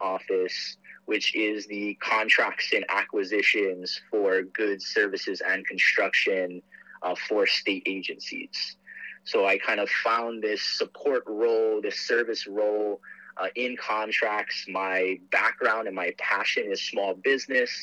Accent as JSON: {"language": "English", "town": "Aiea", "region": "Hawaii", "country": "United States", "tie": "born or raised there", "also_born_or_lived": "Portland, Oregon", "said": "I was born and raised here in Aiea"}